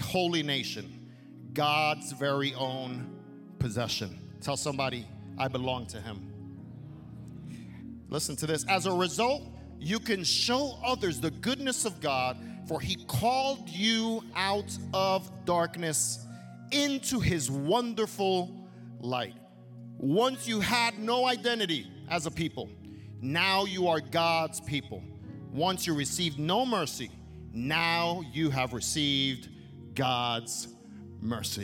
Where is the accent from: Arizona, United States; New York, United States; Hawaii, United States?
New York, United States; New York City; I grew up in Brooklyn, New York, and my formation was there